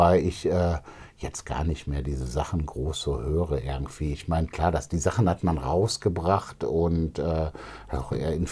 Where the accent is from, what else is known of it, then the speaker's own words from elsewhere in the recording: Düsseldorf, North Rhine-Westphalia, Germany; Ja, ich mag auch Gerresheim irgendwie. Ne? Also Gerresheim ist meine alte Heimat